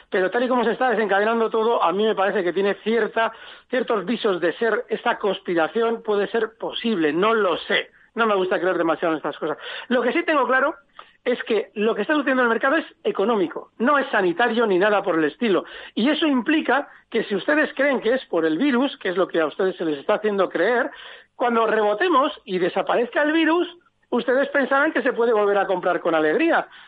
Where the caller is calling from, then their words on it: Alcobendas, Community of Madrid, Spain; Buenos días … de Alcobendas.